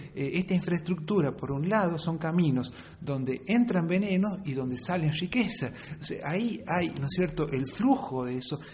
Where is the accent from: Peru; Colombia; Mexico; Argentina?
Argentina; Catamarca; yo vengo de la provincia de Catamarca, donde está este mega emprendimiento